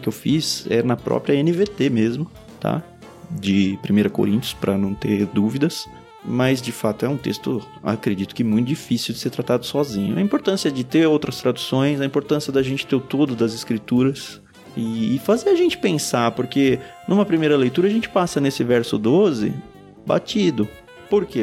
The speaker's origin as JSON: {"language": "Portuguese", "country": "Brazil", "said": "nós não somos brasileiros, lógico que somos, mas antes de sermos brasileiros"}